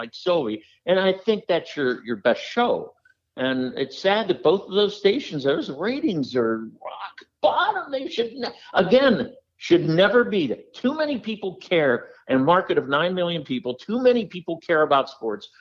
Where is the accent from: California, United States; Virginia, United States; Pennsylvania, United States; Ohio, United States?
Pennsylvania, United States; Pittsburgh; moved away as an adult; also born or lived in Denver / New York / Chicago; I grew up in Pittsburgh.